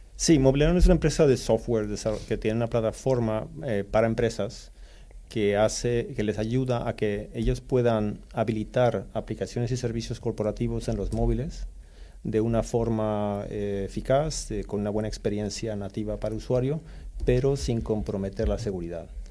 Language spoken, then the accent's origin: Spanish; Stockholm, Stockholm County, Sweden; also born or lived in Mexico City, Mexico; now in Spain; crecí en Estocolmo, Suecia